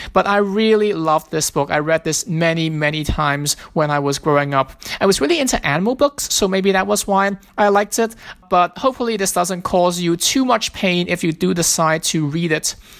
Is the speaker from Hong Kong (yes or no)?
yes; Hong Kong; now in Philadelphia, United States; I am from Philadelphia. I grew up in Hong Kong, but I live and work in Philadelphia now.